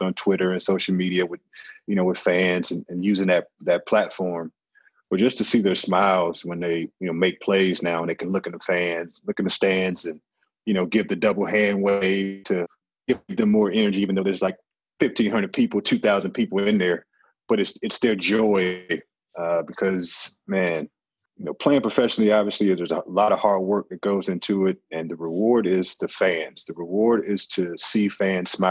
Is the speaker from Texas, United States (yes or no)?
no; St. Louis, Missouri, United States; I'm obviously from St. Louis